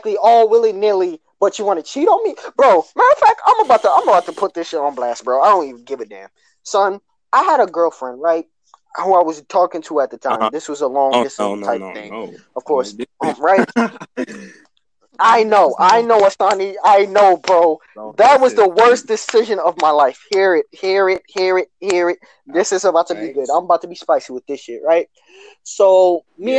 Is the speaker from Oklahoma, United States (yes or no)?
no; New York City, New York, United States; We're from Brooklyn